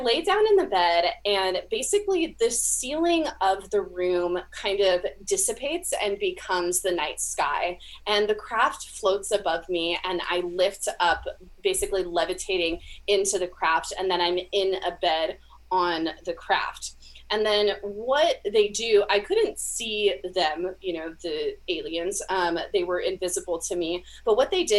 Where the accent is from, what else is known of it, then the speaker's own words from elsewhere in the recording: California, United States; now in Florida, United States; I am from California originally. I live now in Florida